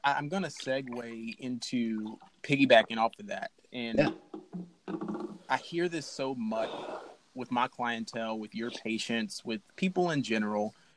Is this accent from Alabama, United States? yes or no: yes; Alabama, United States; I'm from Alabama